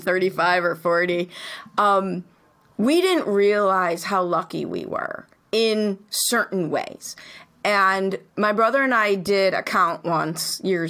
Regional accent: Chicago, Illinois, United States; I grew up in Chicago.

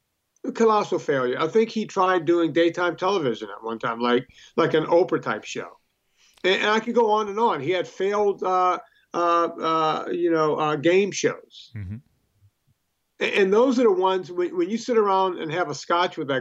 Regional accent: the South, United States; We grew up in the South and there was a lot of black kids

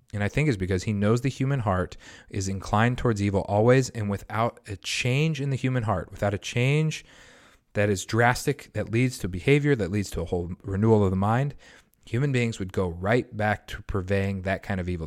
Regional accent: United States; somebody who grew up in the United States of America with a Christian heritage

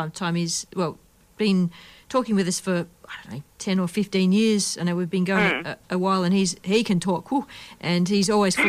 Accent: Perth, Western Australia, Australia; Like just in my hometown, Perth.

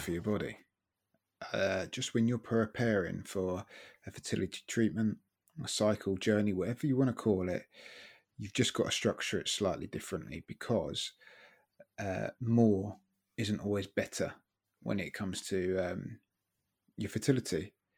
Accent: Brighton, South East England, United Kingdom; moved away as an adult; brought up in Brighton, lived there.

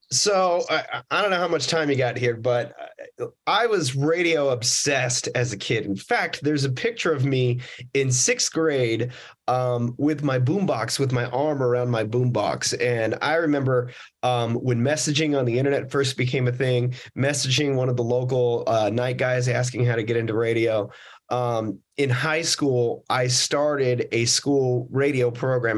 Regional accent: Las Vegas, Nevada, United States; I grew up in uh, Las Vegas, Nevada

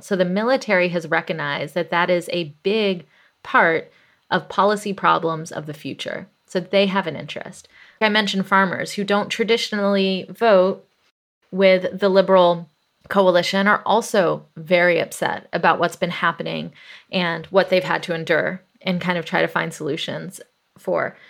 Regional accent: Atlanta, Georgia, United States; I grew up in the South, in Atlanta, Georgia, in the eighties

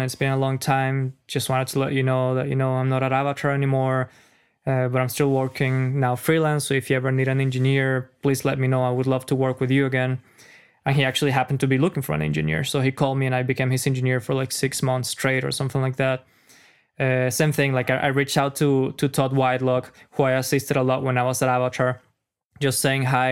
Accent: Caracas, Capital District, Venezuela; English is a second language; moved away as an adult; now in United States; I'm a foreigner, as you know. If you guys didn't notice my accent, I'm from Caracas

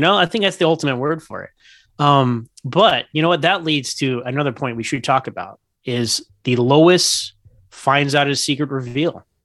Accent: Houston, Texas, United States; I'm from Houston, Texas

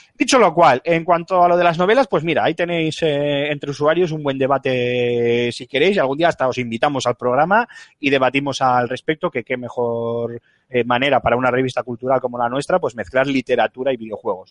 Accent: San Asensio, La Rioja, Spain; en mi pueblo, en San Asensio, La Rioja, un pueblo que, al que os invito a todos que, visitéis porque es maravilloso

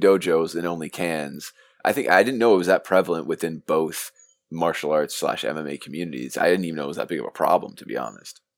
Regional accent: Mississauga, Ontario, Canada; I'm from Mississauga, Ontario

